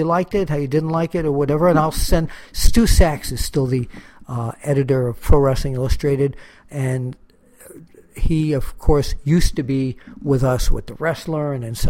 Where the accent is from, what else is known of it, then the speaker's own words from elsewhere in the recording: New York, United States; growing up in New York